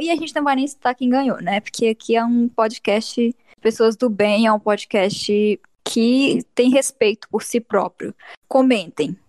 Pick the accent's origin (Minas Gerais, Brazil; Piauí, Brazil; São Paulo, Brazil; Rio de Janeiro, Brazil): Piauí, Brazil; eu sou piauiense